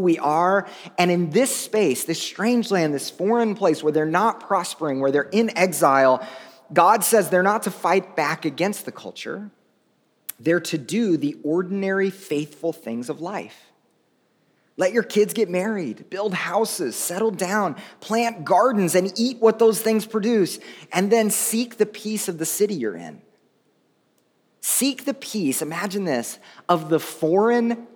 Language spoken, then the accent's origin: English; United States; as Westerners, as white American Christians